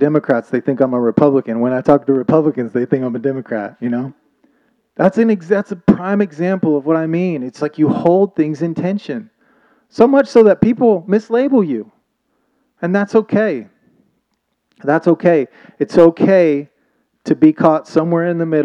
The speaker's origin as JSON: {"language": "English", "region": "Oklahoma", "country": "United States", "also_born_or_lived": "Thailand", "moved": "yes", "said": "I'm from Oklahoma"}